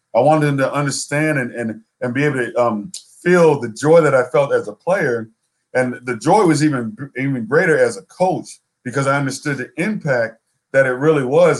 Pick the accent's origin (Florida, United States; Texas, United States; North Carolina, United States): Florida, United States; South; moved away as an adult; also born or lived in Seattle, Washington; I I grew up in South Florida. I went to school way up in Seattle, Washington